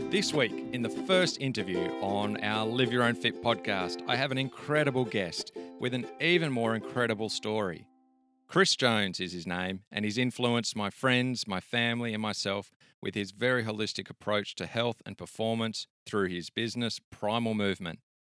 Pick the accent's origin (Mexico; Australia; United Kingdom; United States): Australia; Sydney, New South Wales; moved away; my hometown of Sydney